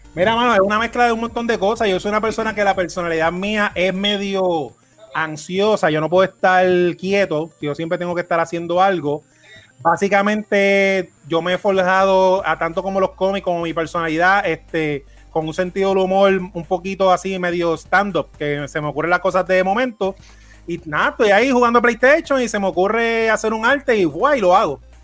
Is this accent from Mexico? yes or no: no; Puerto Rico